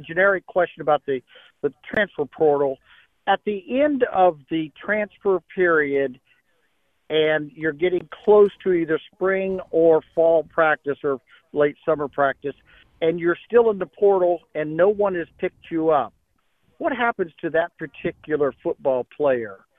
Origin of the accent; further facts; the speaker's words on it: Ohio, United States; also born or lived in Cane Bay, South Carolina; we're from Ohio, stay in Ohio uh, half the year